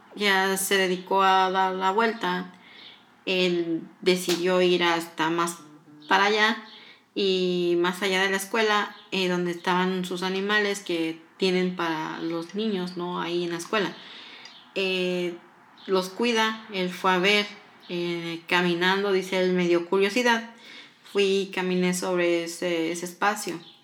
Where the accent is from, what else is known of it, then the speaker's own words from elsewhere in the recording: Morelos, Mexico; yo soy mexicana, soy del estado de Morelos